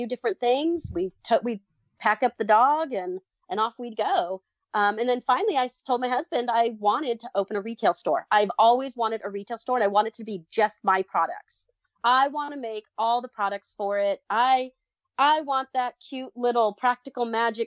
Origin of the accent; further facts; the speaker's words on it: Southern California, United States; also born or lived in Texas; now in Missouri, United States; I grew up in Southern California.